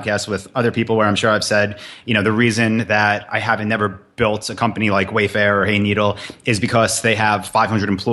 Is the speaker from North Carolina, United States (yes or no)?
no; New York, United States; moved away; I'm from New York.